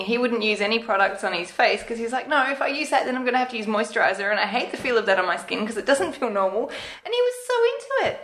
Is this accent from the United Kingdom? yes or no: no; Australia; being an Australian